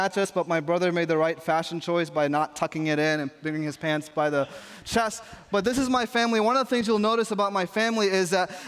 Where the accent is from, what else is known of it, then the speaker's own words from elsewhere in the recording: New York, United States; I grew up in New York where you're supposed to have a hard exterior and people don't show emotions